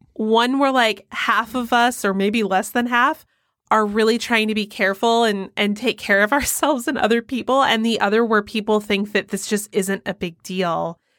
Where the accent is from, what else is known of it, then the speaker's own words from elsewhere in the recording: Georgia, United States; moved away; my home state of Georgia